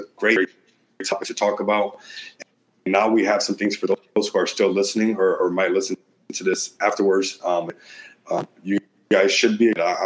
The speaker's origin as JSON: {"language": "English", "region": "Midwest", "country": "United States", "tie": "born or raised there", "moved": "yes", "lives_now": "Las Vegas, United States", "said": "I'm from the Midwest. I grew up there"}